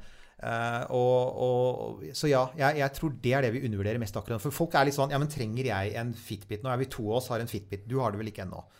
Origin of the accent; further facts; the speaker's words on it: Norway; vi som nordmenn